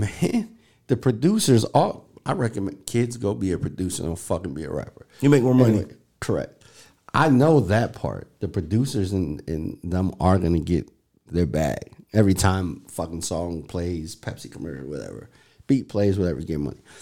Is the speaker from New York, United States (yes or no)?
yes; New York City, New York, United States; I'm from New York City